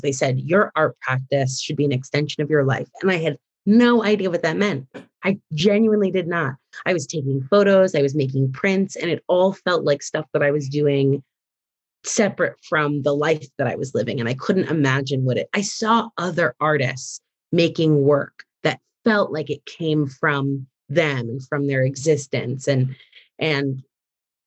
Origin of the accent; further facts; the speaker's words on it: Massachusetts, United States; moved away as an adult; now in Chicago, United States; I grew up in Massachusetts, and my mom's a working artist in Boston